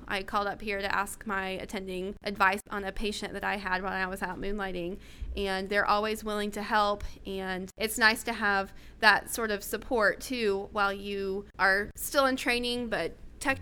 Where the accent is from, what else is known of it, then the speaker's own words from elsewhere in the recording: Florida, United States; moved away as an adult; now in Oklahoma, United States; I'm from Florida